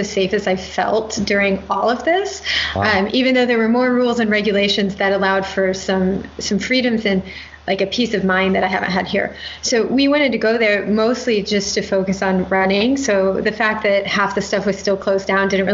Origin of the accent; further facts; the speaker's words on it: Midwest, United States; moved away; also born or lived in Indiana / Atlanta; So I grew up in the Midwest